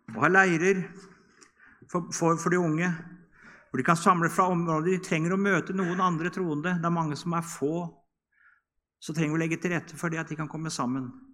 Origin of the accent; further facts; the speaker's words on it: Norway; Hjemme på Bedresund, når vi var små, så var det søndagsskole klokka ti